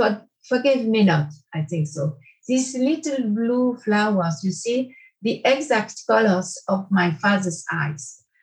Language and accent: English; Île-de-France, France; born there; English is a second language; I was born in France. My parents were both from Paris, but I was born in a little village near to Paris.